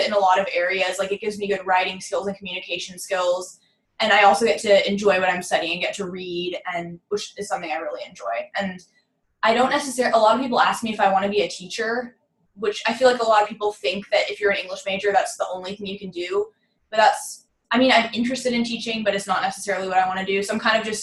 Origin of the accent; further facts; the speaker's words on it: Phoenix, Arizona, United States; moved away as an adult; now in Waco, United States; I'm from Phoenix, Arizona, which is pretty far